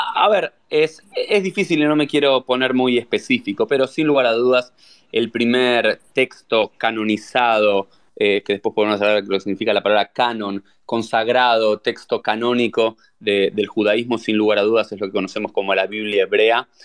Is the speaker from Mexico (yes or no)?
no; Argentina; also born or lived in Israel; now in South Florida, United States; soy argentino, soy rabino